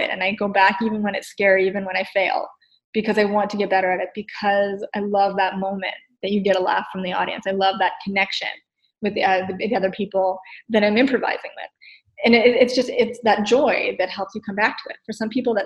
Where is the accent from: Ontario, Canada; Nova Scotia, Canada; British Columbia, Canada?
Nova Scotia, Canada; now in Ottawa, Canada; I grew up in Nova Scotia. I'm a transplant in Ottawa.